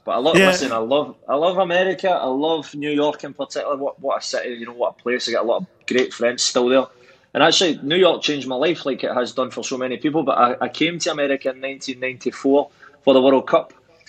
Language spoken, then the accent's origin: English; Scotland, United Kingdom; I was born in Scotland